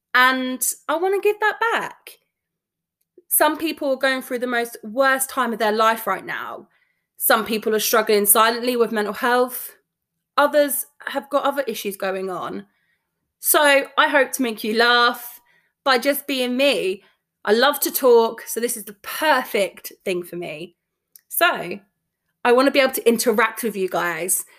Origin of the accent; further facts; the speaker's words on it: London, United Kingdom; I'm from London